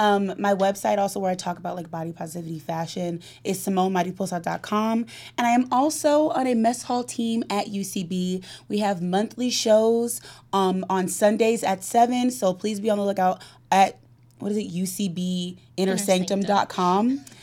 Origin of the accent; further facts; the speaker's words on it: California, United States; we're both from California